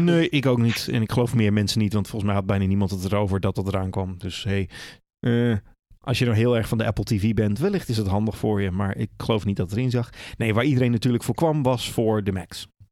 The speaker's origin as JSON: {"language": "Dutch", "country": "Netherlands", "said": "we zijn wel Nederlanders"}